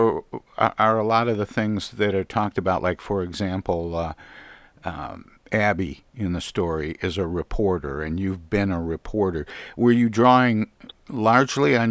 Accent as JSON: {"language": "English", "region": "Midwest", "country": "United States", "said": "being a Midwesterner"}